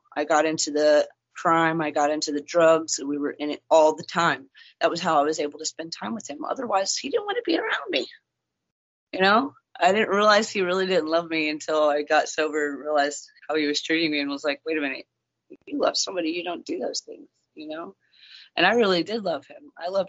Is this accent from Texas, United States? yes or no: yes; Texas, United States; also born or lived in Kentucky / Nebraska / Missouri / Iowa; No, I was born and raised in Texas mostly.